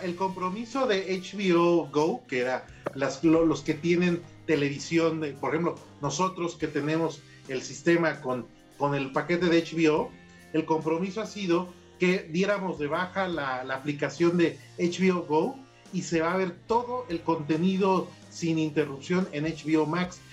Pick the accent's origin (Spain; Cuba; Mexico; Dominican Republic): Mexico; Yo soy white mexicana